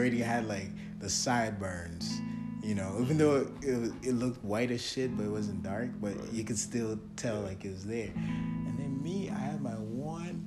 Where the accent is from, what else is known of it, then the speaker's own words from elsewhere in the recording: Egypt; moved away; growing up in Egypt